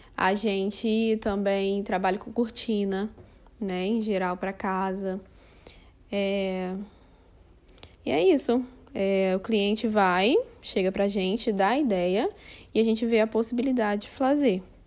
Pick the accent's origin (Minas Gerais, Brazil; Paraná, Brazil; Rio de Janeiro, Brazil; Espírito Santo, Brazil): Rio de Janeiro, Brazil; moved away as an adult; now in Fortaleza, Brazil; nasci no Rio de Janeiro e faz cinco anos que eu moro aqui em Fortaleza, no Ceará